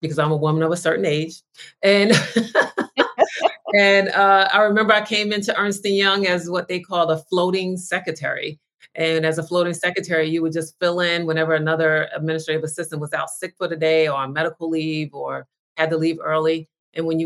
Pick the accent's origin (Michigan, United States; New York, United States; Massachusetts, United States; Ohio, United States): New York, United States; now in Los Angeles, United States; I live in Los Angeles, but I'm originally from New York